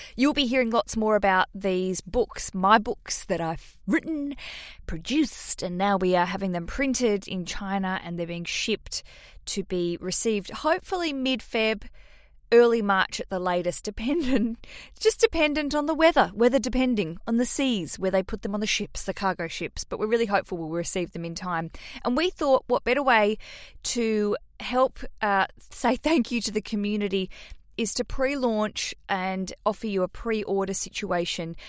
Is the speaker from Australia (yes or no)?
yes; Australia; accent: Australian; to hear my accent, that's where I'm from